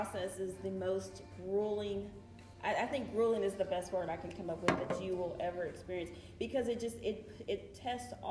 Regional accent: Coleman, Texas, United States; I grew up in a small town in West Texas called Coleman.

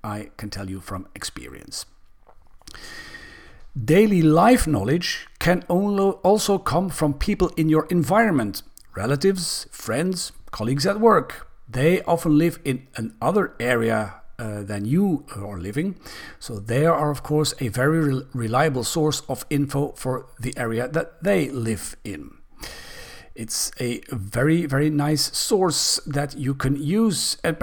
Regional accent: Belgium; Belgium, my home country

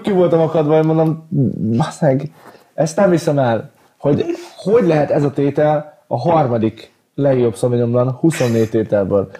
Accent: Hungary; magyar vagyok

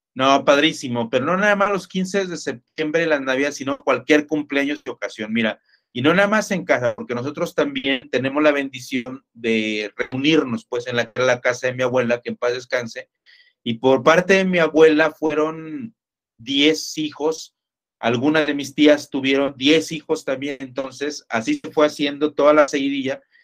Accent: Ciudad Victoria, Tamaulipas, Mexico; accent: norteño; moved away as an adult; now in Jalisco, Mexico; yo soy oriundo de Ciudad Victoria, Tamaulipas, norteño, amigo. A veces todavía nos sale el acento, aunque ya tenemos más de 20 años viviendo por acá en Jalisco

